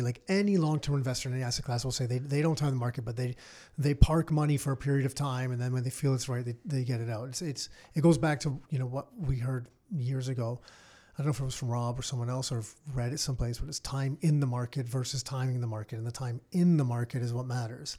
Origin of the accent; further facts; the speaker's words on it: Mississauga, Ontario, Canada; growing up in Mississauga